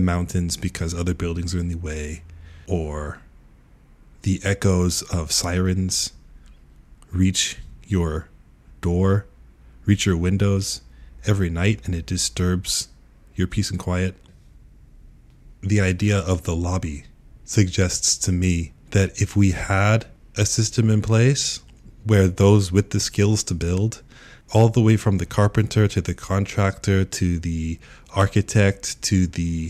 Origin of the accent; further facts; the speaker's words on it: United States; moved away as an adult; also born or lived in Kyoto, Japan; now in Japan; I'm an American who has come to Japan